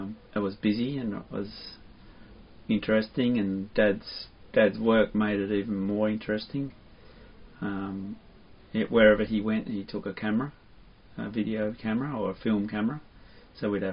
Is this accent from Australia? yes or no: yes; Melbourne, Victoria, Australia; I was born in Melbourne